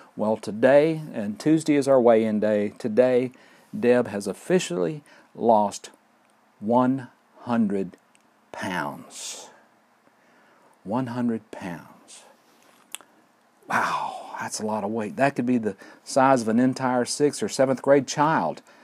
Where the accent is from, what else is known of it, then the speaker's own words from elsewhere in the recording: Fort Payne, Alabama, United States; recording here at Lookout Mountain near Fort Payne, Alabama. My hometown, great place to live